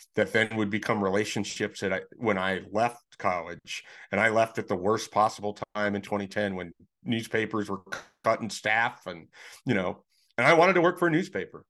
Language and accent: English; Nebraska, United States; I'm from Nebraska that I grew up